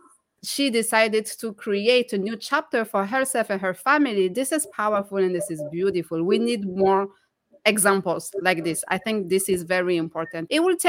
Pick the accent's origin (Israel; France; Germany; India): France; moved away; I was born and raised in France